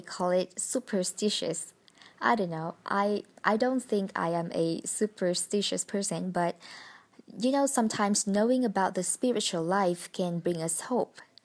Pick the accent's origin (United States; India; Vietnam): Vietnam; English is a second language; moved away as an adult; now in Hanoi, Vietnam; I came back to my hometown to celebrate the holiday with my family five days ago